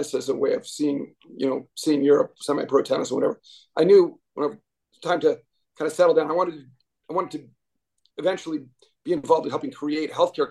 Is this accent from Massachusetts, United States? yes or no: yes; Boston, Massachusetts, United States; moved away as an adult; I grew up in Boston, pretty much spent, you know, my whole life there until recently